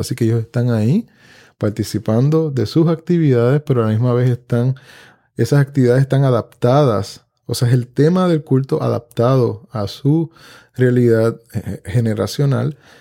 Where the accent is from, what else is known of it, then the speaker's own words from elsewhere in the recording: Puerto Rico; Yo vengo de una familia de campo aquí en Puerto Rico, donde la mesa era centralidad en la casa de mi abuela